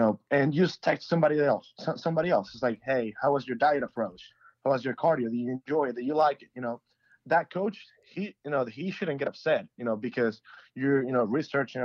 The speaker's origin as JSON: {"language": "English", "country": "Venezuela", "moved": "yes", "said": "I'm from Venezuela"}